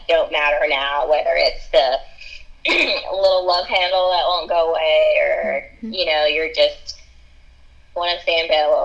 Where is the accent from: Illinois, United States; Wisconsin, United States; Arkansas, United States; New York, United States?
Arkansas, United States; moved away; we're both from Arkansas